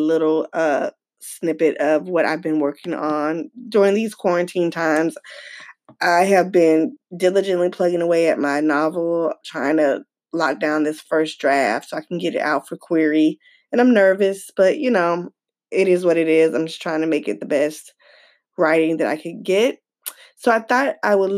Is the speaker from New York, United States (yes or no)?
no; Atlanta, Georgia, United States; my hometown, Atlanta, Georgia